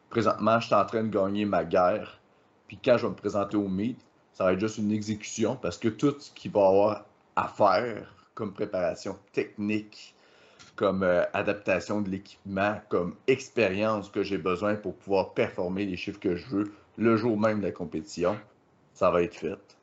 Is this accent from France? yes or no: no; KRTB, Quebec, Canada; au KRTB dans mon patelin